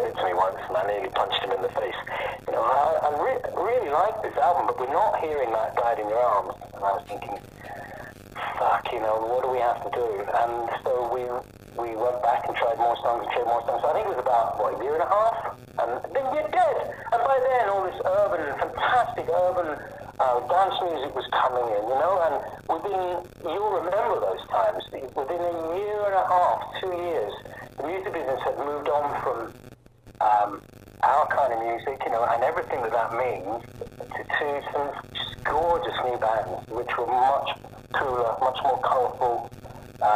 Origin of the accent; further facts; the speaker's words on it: United Kingdom; we're all British